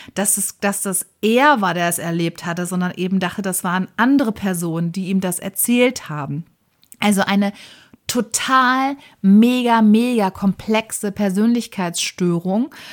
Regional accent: Germany; bei uns in Deutschland

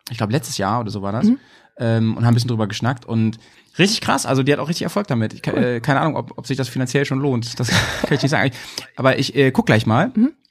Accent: Stuttgart, Baden-Württemberg, Germany; die zweite Mannschaft vom VfB Stuttgart und das witzigerweise meine Heimat.

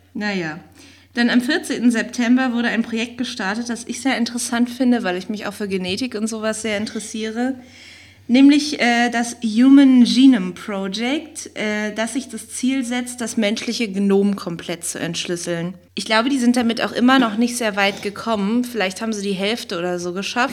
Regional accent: East Germany, Germany; also born or lived in West Berlin; now in Berlin, Germany; bin ich ja aus dem Osten

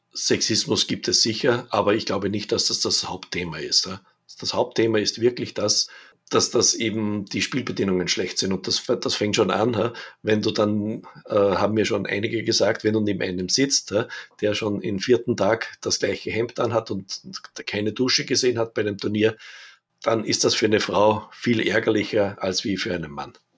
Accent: Linz, Upper Austria, Austria; ich bin ja aus Linz an der Donau, aus Oberösterreich

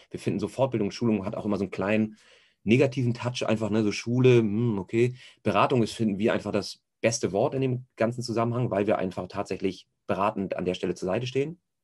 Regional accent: Hamburg, Germany; gebürtiger Hamburger, merkt man wahrscheinlich auch ein bisschen am Schnack

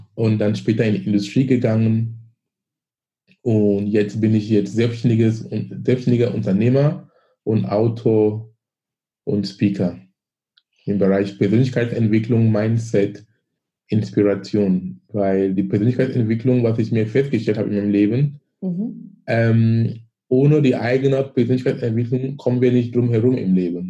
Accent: Cameroon; German is a second language; moved away as an adult; now in Germany; ich komme aus Afrika, ich komme aus Kamerun, ich bin gebürtig aus Kamerun.

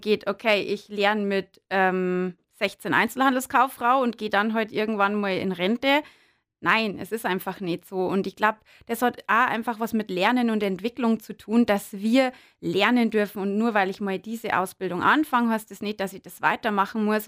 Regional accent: Berchtesgaden, Bavaria, Germany; also born or lived in Bischofswiesen; ich äh, bin aus dem südlichen Landkreis. Genau, bin in Berchtesgaden geboren

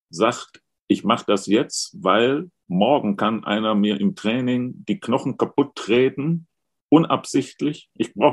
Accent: Duisburg, North Rhine-Westphalia, Germany; Ähm, ich komme ja aus Duisburg

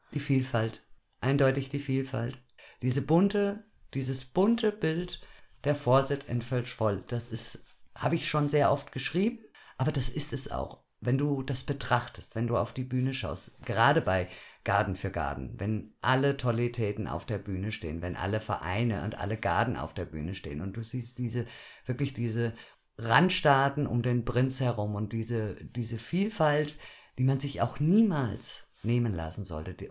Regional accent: Düsseldorf, North Rhine-Westphalia, Germany; now in Fulda, Germany; Ich bin in Düsseldorf geboren.

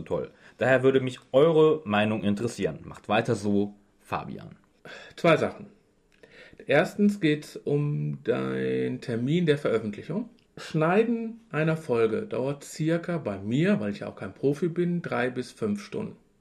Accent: Duisburg, North Rhine-Westphalia, Germany; ich komme aus Duisburg

